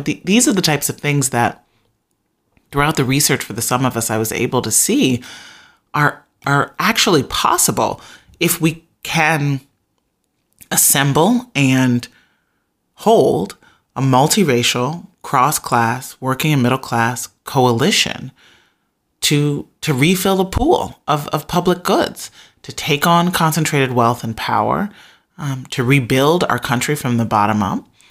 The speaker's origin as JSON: {"language": "English", "town": "Chicago", "region": "Illinois", "country": "United States", "tie": "born or raised there", "said": "growing up on the south side of Chicago"}